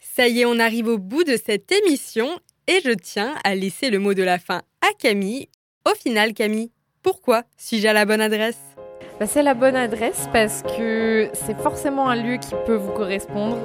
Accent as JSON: {"language": "French", "town": "Strasbourg", "region": "Grand Est", "country": "France", "tie": "born or raised there", "also_born_or_lived": "Lyon", "moved": "as an adult"}